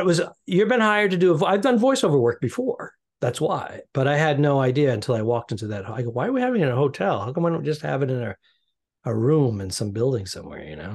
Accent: New England, United States; we're both from New England

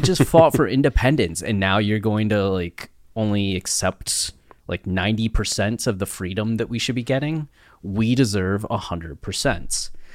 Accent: Ohio, United States; moved away; I'm from a small town in Ohio, 5,000 people

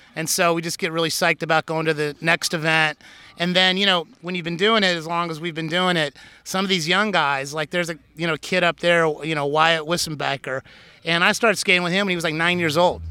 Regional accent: Indianapolis, Indiana, United States; moved away as an adult; also born or lived in California; now in Washington, D.C., United States; I'm originally from the Midwest. I grew up in Indianapolis, Indiana

